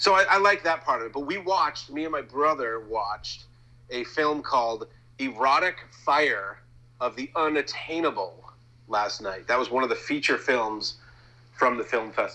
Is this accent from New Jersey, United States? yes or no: no; Massachusetts, United States; we're from Massachusetts.